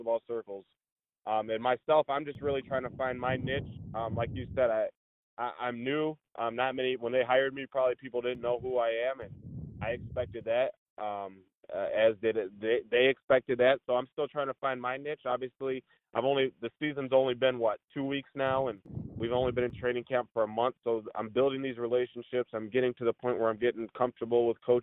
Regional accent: Flint, Michigan, United States; also born or lived in Lansing, Michigan; I'm originally from Flint, but went to Michigan State

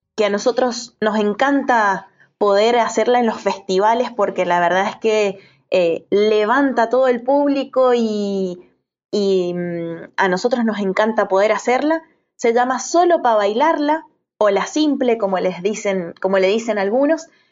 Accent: Tunuyán, Mendoza, Argentina; de acá de Mendoza, de la provincia de Mendoza

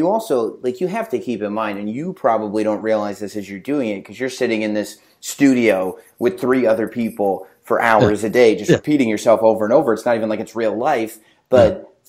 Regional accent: England, United Kingdom; So I grew up in England for kind of the formative.

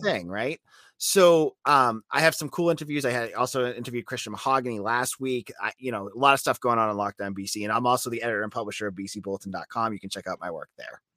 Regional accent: New England, United States; I'm from New England, so I'm a Pats

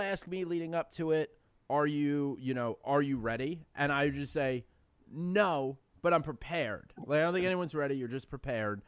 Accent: New York City, New York, United States; I grew up in the Bronx and in an area called City Island

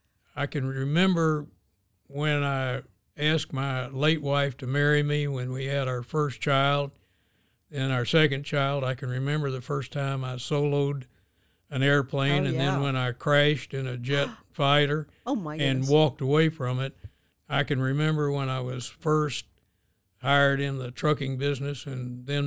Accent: Oklahoma, United States; born there; I was born in Oklahoma, but I haven't gotten a check for an Indian nation yet.

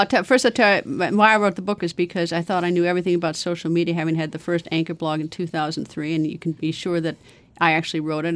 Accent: Wisconsin, United States; now in Washington, D.C., United States; I'm from Wisconsin

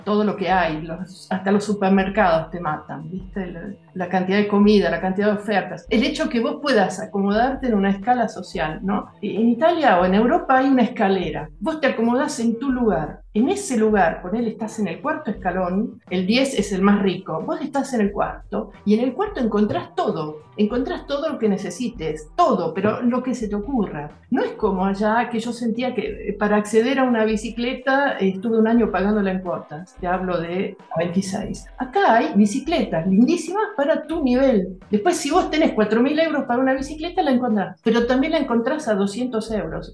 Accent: Bariloche, Río Negro, Argentina; moved away as an adult; now in Verona, Italy; yo vengo del sur de la Argentina, en Patagonia

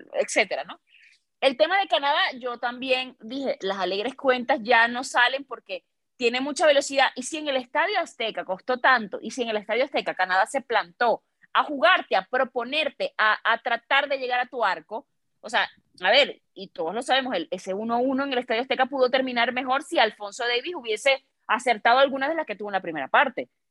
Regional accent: Venezuela; now in Mexico; también soy venezolana

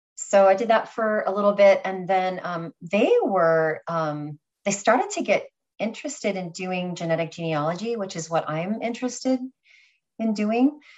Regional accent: California, United States; moved away as an adult; now in New York, United States; I was originally from California, um, New York girl now

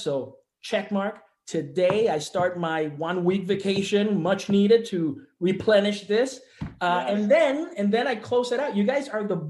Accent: Puerto Rico; moved away; I'm from Puerto Rico. We don't have sports radio in Puerto Rico

